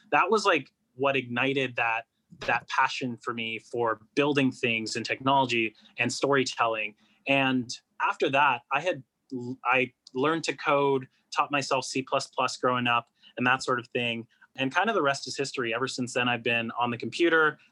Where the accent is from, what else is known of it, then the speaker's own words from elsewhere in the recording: Toronto, Ontario, Canada; I was born and raised in Toronto in Canada